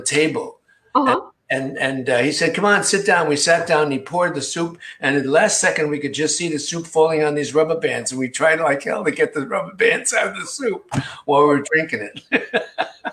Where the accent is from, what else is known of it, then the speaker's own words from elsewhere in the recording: Rockville Centre, New York, United States; also born or lived in Queens, New York; I went to high school, Rockford Center, Long Island, which I call my hometown because that's the one we lived in longest when I was a kid.